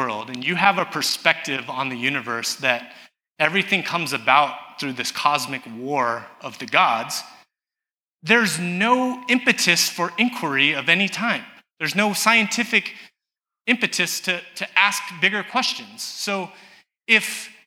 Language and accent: English; Southern California, United States; I grew up in Southern California, where we didn't know what recycling was